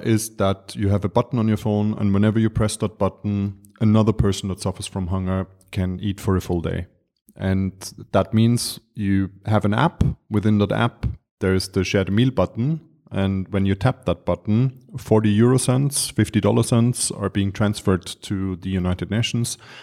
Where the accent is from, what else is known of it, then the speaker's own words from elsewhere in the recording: Vienna, Austria; also born or lived in Dar es Salaam, Tanzania; I was born and raised in Vienna